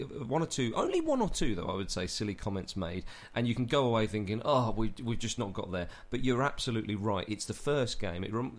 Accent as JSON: {"language": "English", "region": "England", "country": "United Kingdom", "said": "as an Englishman."}